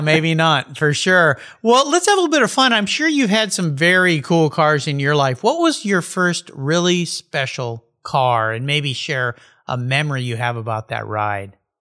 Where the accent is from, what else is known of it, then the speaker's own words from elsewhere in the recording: San Diego, California, United States; I grew up surfing with when we were growing up in La Jolla